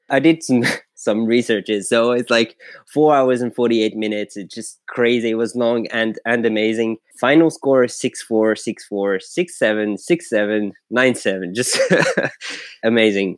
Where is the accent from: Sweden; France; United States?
France; I'm from France